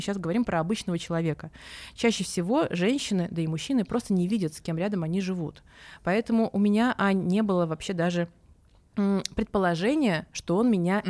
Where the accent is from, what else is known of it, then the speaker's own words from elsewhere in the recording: Saint Petersburg, Russia; moved away as an adult; now in Moscow, Russia; я коренная петербурженка. Прям, знаете, прям коренная.